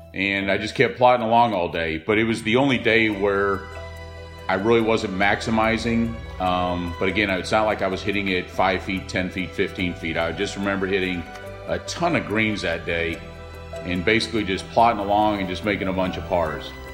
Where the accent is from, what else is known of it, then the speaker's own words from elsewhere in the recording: Dallas, Texas, United States; also born or lived in Montreal, Canada / Surrey, England; I grew up in Dallas